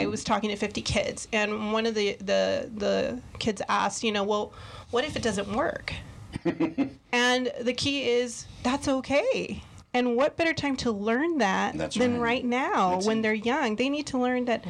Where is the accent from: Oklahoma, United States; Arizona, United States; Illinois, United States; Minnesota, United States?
Arizona, United States; Tucson; also born or lived in California; I am a transplant, but I've spent my formative years here in Tucson, Arizona. I went to high school, Sunnyside High School